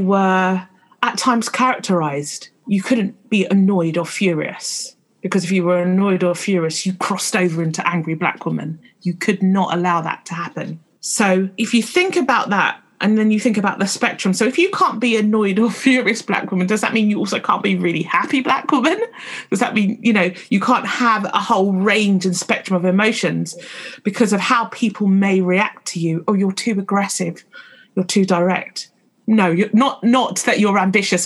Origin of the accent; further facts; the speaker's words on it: London, United Kingdom; I've spent most of my life, particularly growing up in London